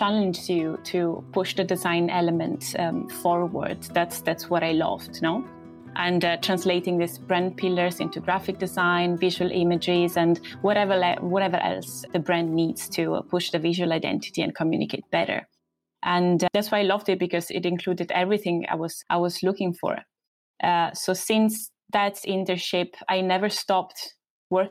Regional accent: Southern Italy, Italy; moved away as an adult; also born or lived in Rome, Italy; now in London, United Kingdom; I'm from Italy, from south of Italy.

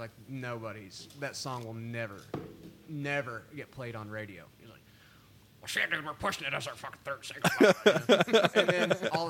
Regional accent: Lubbock, Texas, United States; moved away as an adult; also born or lived in College Station, Texas; now in Nashville, United States; I've always said how proud I am to be from Lubbock

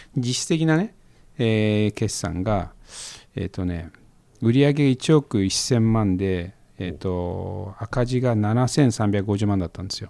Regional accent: Koriyama, Fukushima, Japan; now in Tokyo, Japan; 僕はその出身地の福島県郡山市と東京しか知らないですけど

